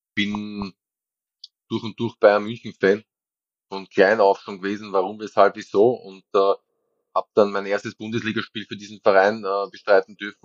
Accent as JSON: {"language": "German", "region": "Vienna", "country": "Austria", "tie": "born or raised there", "also_born_or_lived": "Munich / Düsseldorf / Nuremberg / Aarau", "moved": "as an adult", "said": "weil ich da wirklich nicht in Wien gewohnt habe, aber das ist meine Heimatstadt"}